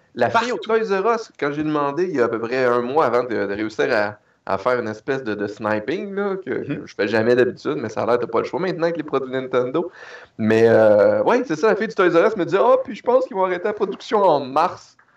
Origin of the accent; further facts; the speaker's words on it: Canada; je suis un Canadien